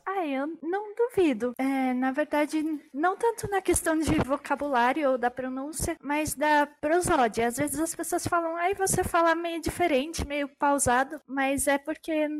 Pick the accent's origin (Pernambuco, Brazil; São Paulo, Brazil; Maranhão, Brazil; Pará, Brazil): São Paulo, Brazil; first language German; eu nasci aqui no Brasil